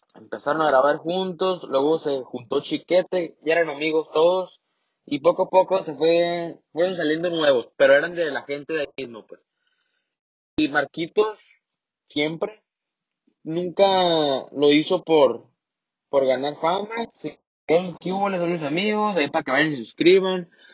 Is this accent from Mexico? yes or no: yes; Mexicali, Baja California, Mexico; accent: norteño, like Mexicali; also born or lived in Sinaloa; yo soy de Sinaloa. No tengo el acento de allá tal como es, pero mi familia un poco. Entonces, se me ha, se me pega un poquito, ¿no? Pero no. La verdad, considero que mi acento es normal, como aquí en Mexicali